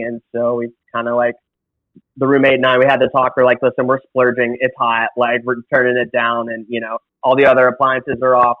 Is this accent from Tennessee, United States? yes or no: yes; Tennessee, United States; moved away as an adult; now in Los Angeles, United States; I grew up in a small town in Tennessee.